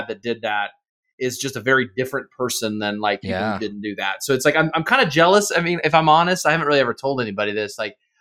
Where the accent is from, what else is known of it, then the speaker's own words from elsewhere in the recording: United States; I'm happily American